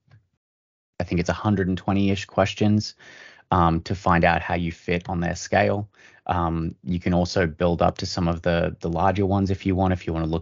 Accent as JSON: {"language": "English", "country": "Australia", "tie": "born or raised there", "moved": "yes", "said": "my home country, the Australian"}